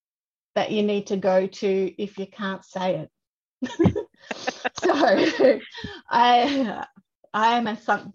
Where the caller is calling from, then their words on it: Victoria, Australia; I am coming from the Wurundjeri land, and I love that my desk gets to look out at the trees